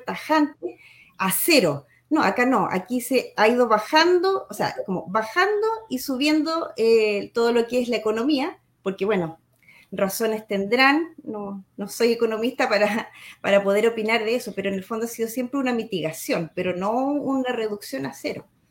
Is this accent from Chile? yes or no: yes; Chile; como somos los chilenos